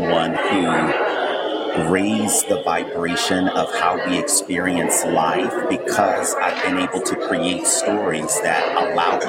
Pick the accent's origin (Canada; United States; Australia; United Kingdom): United States; the South; I grew up in the South